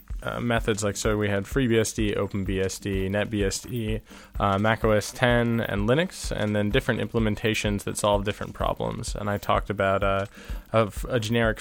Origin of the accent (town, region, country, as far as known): a town near San Francisco, California, United States; moved away as an adult; now in Toronto, Canada